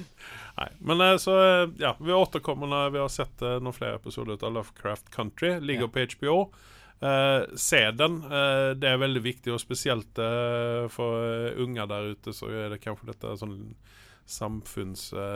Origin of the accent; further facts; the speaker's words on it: Malmö, Skåne, Sweden; now in Norway; jeg er jo fra Malmö, der serien utspiller seg